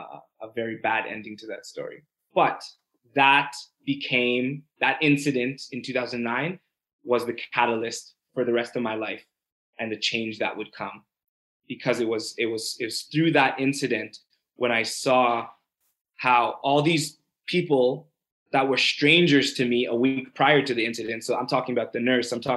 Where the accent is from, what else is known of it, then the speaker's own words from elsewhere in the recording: Brampton, Ontario, Canada; also born or lived in Toronto; Born in Toronto, very early age, I think two, moved to Brampton. You know, went through the school system.